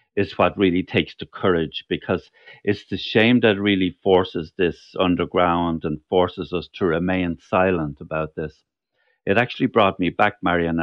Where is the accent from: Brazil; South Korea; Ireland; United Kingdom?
Ireland; Cork, Munster; there were two other people from Cork